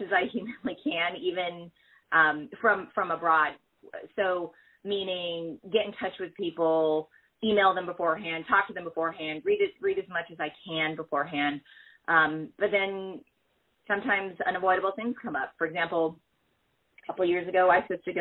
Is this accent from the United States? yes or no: yes; United States; born or raised there